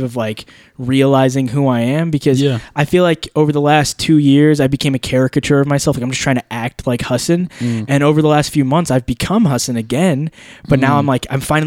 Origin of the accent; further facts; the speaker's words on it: Alabama, United States; I grew up here in Alabama